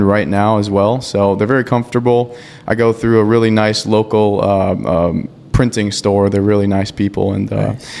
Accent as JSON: {"language": "English", "town": "St. Michael", "region": "Minnesota", "country": "United States", "tie": "born or raised there", "also_born_or_lived": "Monticello, Minnesota", "lives_now": "Otsego, United States", "said": "I moved when I was about 2 to St. Michael, Minnesota, and lived there my whole life. I'm born, pretty much raised there, and then I now live in Otsego."}